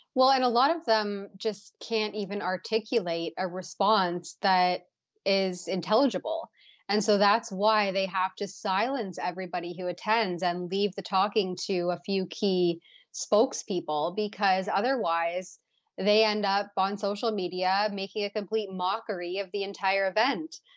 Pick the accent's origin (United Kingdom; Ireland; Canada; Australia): Canada; as a Canadian